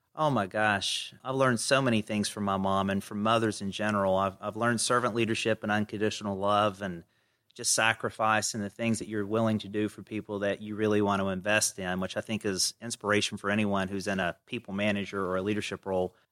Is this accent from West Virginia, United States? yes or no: yes; Kenova, West Virginia, United States; accent: Southern; moved away as an adult; I grew up in a little town in West Virginia called Canova, population three thousand, if you round up.